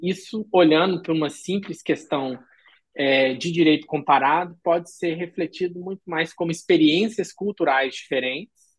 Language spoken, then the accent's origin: Portuguese; Brazil; now in Frankfurt, Germany; eu sou brasileiro